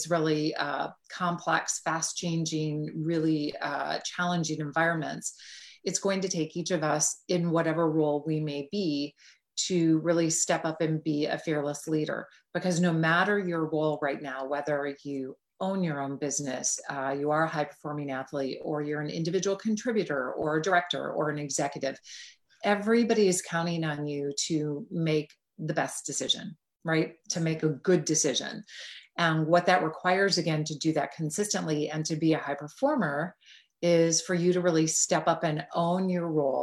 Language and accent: English; Green Bay, Wisconsin, United States; moved away; I grew up just outside of Green Bay, Wisconsin.